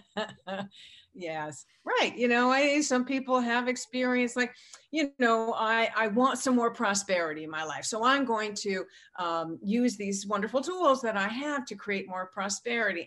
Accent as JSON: {"language": "English", "town": "San Diego", "region": "California", "country": "United States", "tie": "born or raised there", "said": "I grew up in San Diego"}